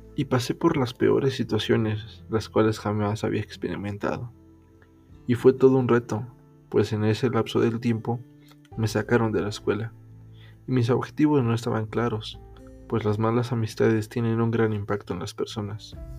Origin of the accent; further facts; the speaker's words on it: Mexico; soy un chico mexicano, tengo 19 años